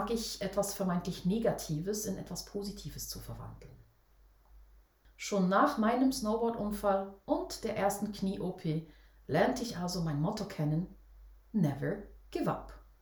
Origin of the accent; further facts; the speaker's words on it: Switzerland; Für mich als Schweizer Mädchen war das damals echt ein riesengroßes Vorbild.